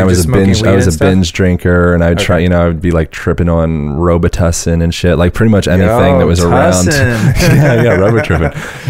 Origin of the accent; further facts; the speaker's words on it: Pennsylvania, United States; born there; born in Pennsylvania.